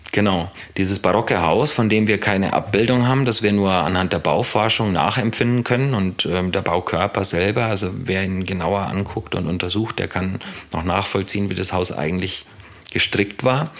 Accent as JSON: {"language": "German", "town": "Bayreuth", "region": "Bavaria", "country": "Germany", "also_born_or_lived": "Berlin", "moved": "as an adult", "lives_now": "Broock, Germany", "said": "Also ursprünglich bin ich aus Bayreuth in Franken, habe die letzten Jahre, aber bevor ich nach Bruck kam, in Berlin gelebt"}